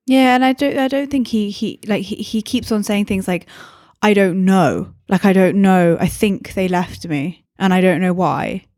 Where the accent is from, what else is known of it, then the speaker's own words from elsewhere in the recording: England, United Kingdom; now in Scotland, United Kingdom; I'm English